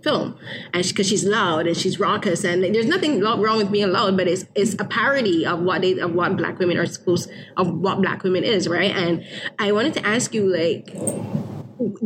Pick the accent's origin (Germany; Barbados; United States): Barbados; I grew up in Barbados